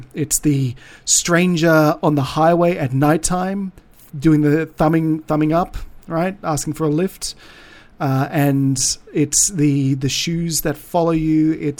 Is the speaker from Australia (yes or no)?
yes; Broome, Western Australia, Australia; we have a similar thing that comes all the way from my hometown of Broome in Western Australia